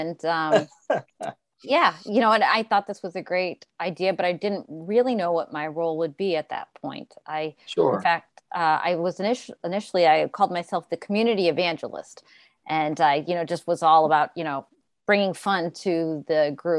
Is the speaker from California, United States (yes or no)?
no; New Hampshire, United States; I grew up and lived in New Hampshire.